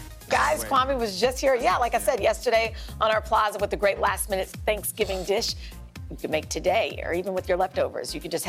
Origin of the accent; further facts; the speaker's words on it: Kansas, United States; My home state of Kansas.